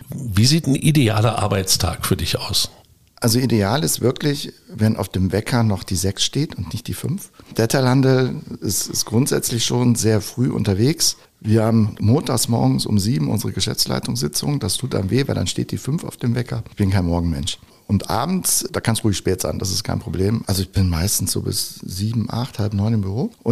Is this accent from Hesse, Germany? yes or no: no; North Rhine-Westphalia, Germany; aber ich bin halt gebürtiger Rheinländer und das ist meine Heimat. Krefeld, Düsseldorf, Gladbach, Niederrhein, das ist meine Welt.